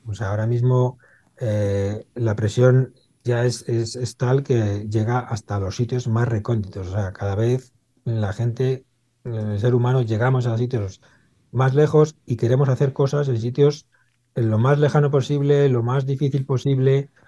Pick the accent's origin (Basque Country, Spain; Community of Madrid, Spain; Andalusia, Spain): Community of Madrid, Spain; Madrid; yo soy de Madrid, nací en Madrid, en Carabanchel